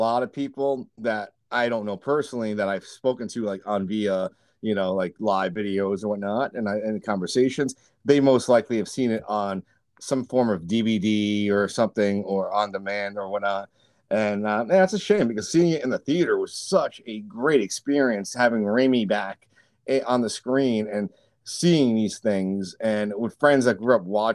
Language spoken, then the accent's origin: English; New York, United States; where I was growing up in New York